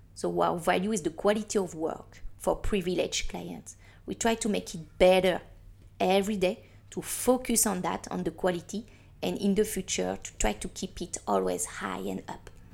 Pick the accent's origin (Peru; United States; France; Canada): France; Paris, Île-de-France; now in Hong Kong; I'm from Paris